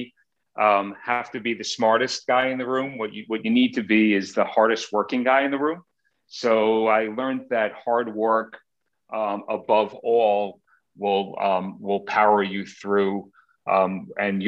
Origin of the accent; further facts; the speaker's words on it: Queens, Long Island, New York, United States; I grew up in Queens, and then we moved to Long Island when I was about 12 years old. So spent most of my childhood in Long Island